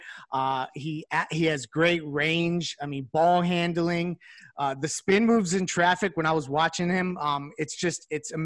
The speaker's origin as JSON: {"language": "English", "town": "North Miami", "region": "Florida", "country": "United States", "tie": "born or raised there", "moved": "yes", "lives_now": "Charleston, United States", "said": "I grew up in North Miami, but I live here"}